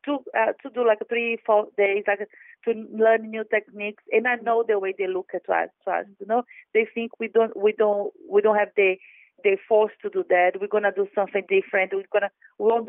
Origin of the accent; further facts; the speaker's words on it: Salvador, Bahia, Brazil; now in London, United Kingdom; I come from Salvador, where the slaves came to South America